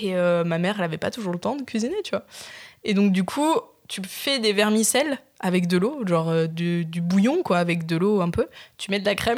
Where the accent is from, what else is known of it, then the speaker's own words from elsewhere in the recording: Nice, Provence-Alpes-Côte d'Azur, France; je viens de Nice, donc t'as vu les ah racines